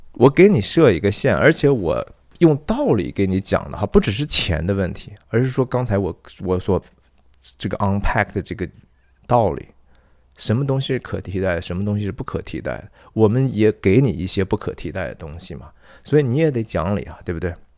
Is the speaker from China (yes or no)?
yes; China; 我们其实中国人很会的呀